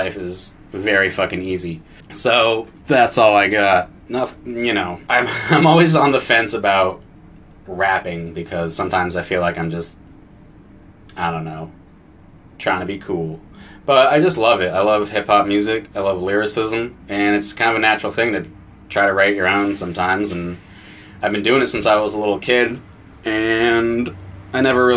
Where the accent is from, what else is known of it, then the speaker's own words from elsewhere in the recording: Essex Junction, Vermont, United States; as this little white kid growing up in Essex Junction, Vermont